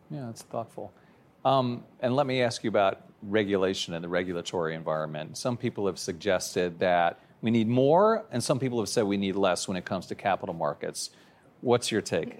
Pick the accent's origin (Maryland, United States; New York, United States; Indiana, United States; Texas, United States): Maryland, United States; I'm from Maryland, too